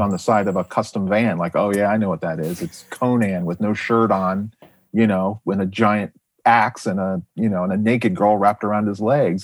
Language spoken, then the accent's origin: English; Jupiter, Florida, United States; I grew up in South Florida